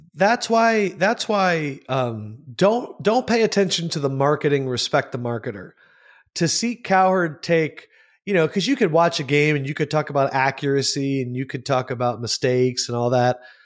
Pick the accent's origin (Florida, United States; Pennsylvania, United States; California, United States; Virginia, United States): Pennsylvania, United States; Southampton; moved away as an adult; also born or lived in Syracuse, New York / Hastings, Nebraska / Louisville, Kentucky; I'm from Bucks County. I grew up in Southampton and Holland